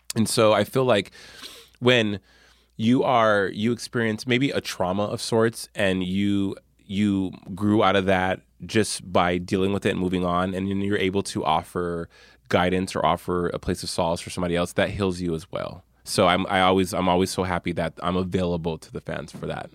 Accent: Albuquerque, New Mexico, United States; my hometown of Albuquerque

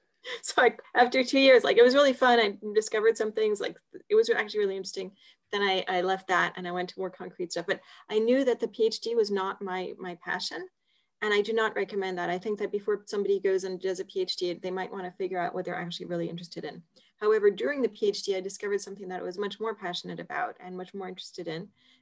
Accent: Geneva, Switzerland; I guess I'm Swiss, but my parents are American. But so I was born in Geneva, but of American parents, and that sort of partly explains moving around.

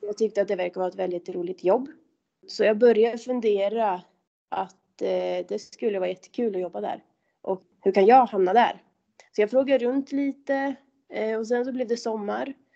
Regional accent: Kolmården, Östergötland, Sweden; moved away as an adult; also born or lived in Åre; now in Abisko, Sweden; jag kommer från Kolmårdens eh, skogar och där är det väldigt kulligt och när jag var liten då så var vintrarna faktiskt bra

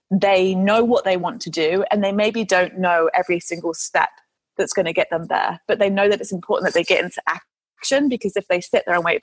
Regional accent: United Kingdom; I mean, I'm, I'm a Brit, so we are stereotypically very cynical

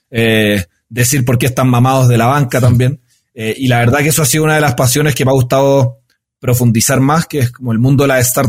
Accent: Chile; moved away as an adult; now in Bogotá, Colombia; yo soy chileno, tengo 33 años, eh, vivo acá en la hermosa ciudad de Bogotá hace ya dos años

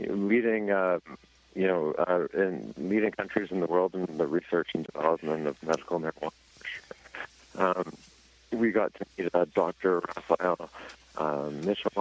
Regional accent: Canada; as a Canadian

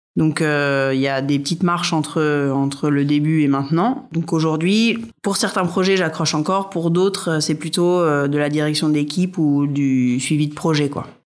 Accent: Rouen, Normandy, France; moved away as an adult; also born or lived in Paris; je suis normande, j'ai grandi à Rouen, j'y suis restée jusqu'au bac

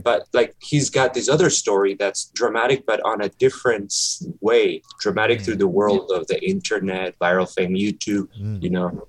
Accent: Ecuador; English is a second language; He's from my country. I'm originally from Ecuador.

